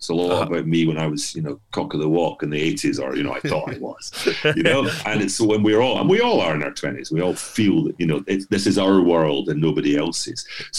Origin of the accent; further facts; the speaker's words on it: Edinburgh, Scotland, United Kingdom; moved away; I'm from Edinburgh and I work in Glasgow a lot.